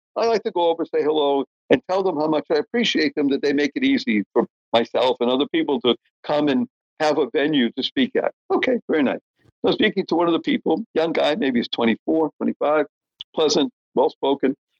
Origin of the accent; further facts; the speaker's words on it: Brookline, Massachusetts, United States; also born or lived in Dorchester, Boston; until I was nine years old, lived in Dorchester. Then we moved to Brookline, so that's where I spent most of my formative years